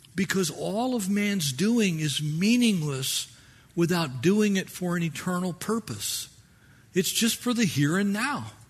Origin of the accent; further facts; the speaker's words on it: United States; we are American Christians